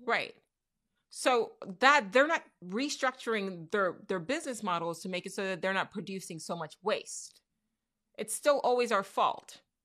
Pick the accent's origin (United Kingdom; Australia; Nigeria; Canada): Nigeria; now in United States; I'm Nigerian. I'm a proud Nigerian